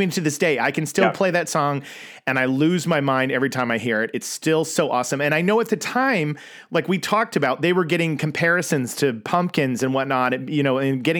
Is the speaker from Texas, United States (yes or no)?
no; Oklahoma, United States; me growing up in Oklahoma